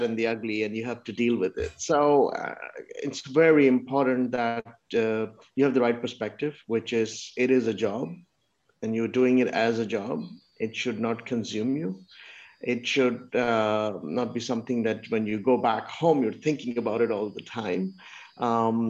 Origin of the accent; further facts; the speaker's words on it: Pakistan; moved away; I'm from Pakistan.